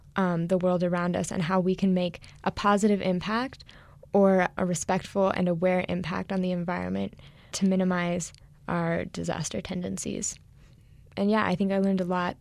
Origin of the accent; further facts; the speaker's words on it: New Mexico, United States; moved away as an adult; also born or lived in Los Angeles, United States; I was originally born and raised in New Mexico, so I'm home for the summer